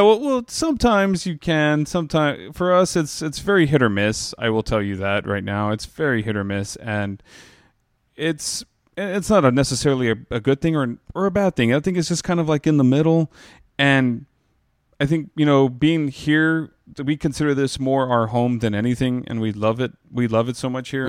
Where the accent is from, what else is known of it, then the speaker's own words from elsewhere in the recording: Texas, United States; I'm from Texas